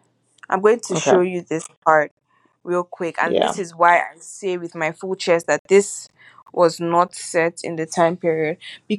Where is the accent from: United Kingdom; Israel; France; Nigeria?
Nigeria; as a Nigerian watching this movie